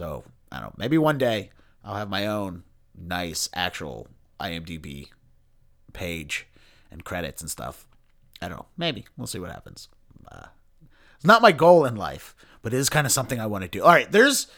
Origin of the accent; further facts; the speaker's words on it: Baltimore, Maryland, United States; since I'm from Baltimore and you know, Edgar Allan Poe is ingrained in our DNA.